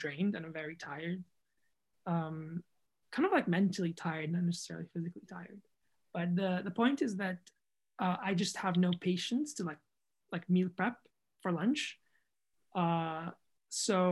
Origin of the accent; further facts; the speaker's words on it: Jordan; moved away; also born or lived in United Kingdom / United States; I'm from Jordan